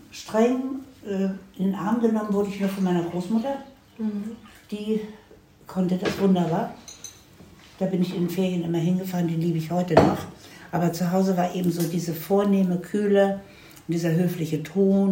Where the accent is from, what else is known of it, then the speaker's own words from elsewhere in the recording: Hanover, Lower Saxony, Germany; moved away; also born or lived in United States; in Hannover, wo ich herkomme.